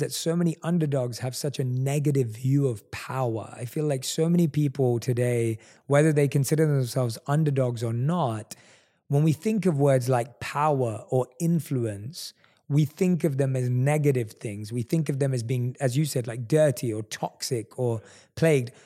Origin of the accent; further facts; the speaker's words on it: London, United Kingdom; one of few Indian people in my entire area that I grew up with in London